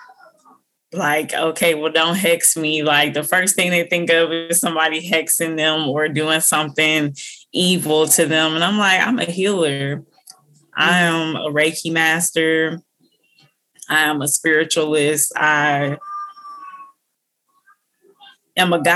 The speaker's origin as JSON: {"language": "English", "region": "Minnesota", "country": "United States", "tie": "born or raised there", "also_born_or_lived": "Illinois", "said": "And I'm from Minnesota. I've lived here almost my whole life"}